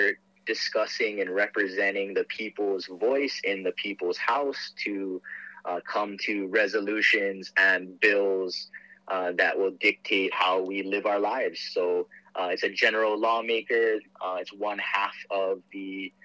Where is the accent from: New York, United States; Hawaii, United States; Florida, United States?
Hawaii, United States; Aiea; also born or lived in Portland, Oregon; I was born and raised here in Aiea